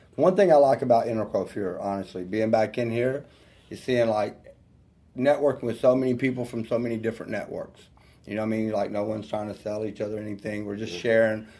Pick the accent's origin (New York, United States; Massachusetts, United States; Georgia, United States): Georgia, United States; North; also born or lived in Atlanta, Georgia; I grew up in North Georgia, you know, and uh, out in the country, actually. I'm definitely a country boy. You can hear from the accent